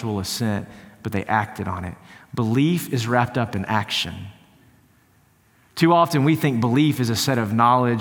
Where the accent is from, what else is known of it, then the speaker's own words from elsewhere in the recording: East Texas, United States; Growing up in East Texas